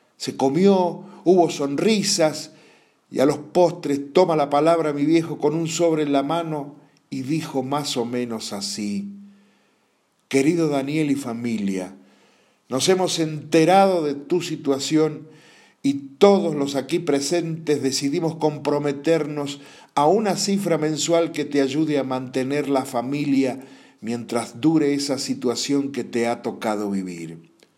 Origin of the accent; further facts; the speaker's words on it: Godoy Cruz, Mendoza, Argentina; En mi barrio natal, el bancario de Godoy Cruz